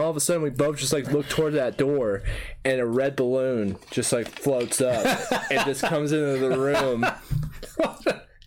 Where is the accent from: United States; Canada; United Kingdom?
United States; also born or lived in Louisiana / Arkansas; I'm from Louisiana and Arkansas